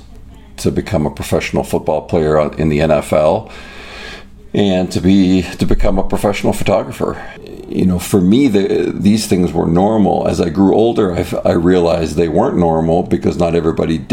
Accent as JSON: {"language": "English", "town": "Toronto", "region": "Ontario", "country": "Canada", "tie": "born or raised there", "moved": "yes", "lives_now": "United States", "said": "my childhood was great. It was in the Greater Toronto area"}